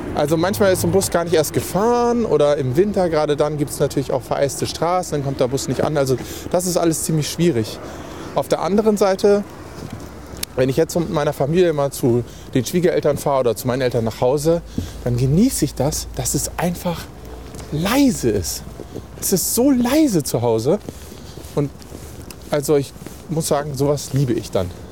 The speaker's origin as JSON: {"language": "German", "town": "Embsen", "region": "Lower Saxony", "country": "Germany", "tie": "born or raised there", "moved": "yes", "lives_now": "Hanover, Germany", "said": "ich bin in Emsen aufgewachsen, was ein kleiner beschaulicher Ort ist vor Lüneburg"}